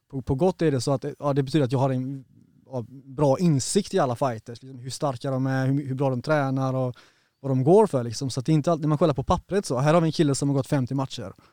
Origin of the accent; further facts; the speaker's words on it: Partille, Västra Götaland, Sweden; Det började i Partille faktiskt. Ja. Jag växte upp i Partille.